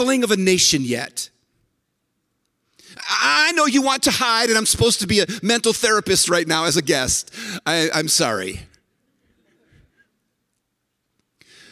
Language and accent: English; San Francisco, California, United States; And I was born in San Francisco. I was actually born in the corner of Haight and Ashbury.